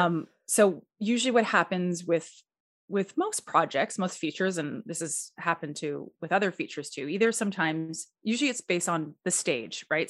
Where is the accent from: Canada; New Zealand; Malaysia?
Canada; Edmonton, Alberta; also born or lived in United States; I am from Edmonton, Alberta, Canada